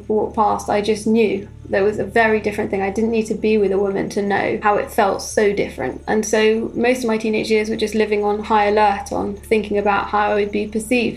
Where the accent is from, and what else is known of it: London, United Kingdom; born or raised there